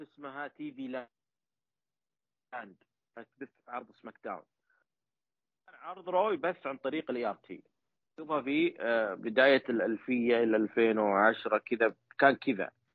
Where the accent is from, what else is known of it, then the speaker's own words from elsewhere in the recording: Saudi Arabia; عندنا في السعوديه